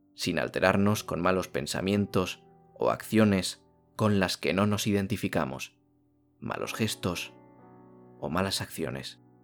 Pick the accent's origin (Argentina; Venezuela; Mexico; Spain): Spain; en mi país ha nevado muchísimo